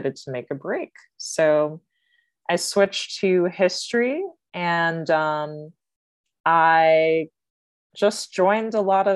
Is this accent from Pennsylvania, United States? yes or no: no; Kansas, United States; I grew up in Kansas